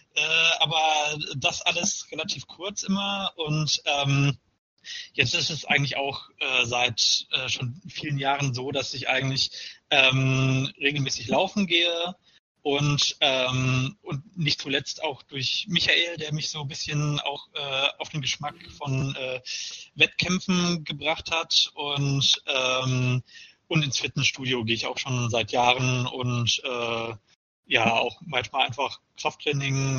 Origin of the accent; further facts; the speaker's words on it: Paderborn, North Rhine-Westphalia, Germany; now in Mainz, Germany; meiner Geburtsstadt Paderborn und äh, meiner aktuellen äh, meinem aktuellen Wohnort Mainz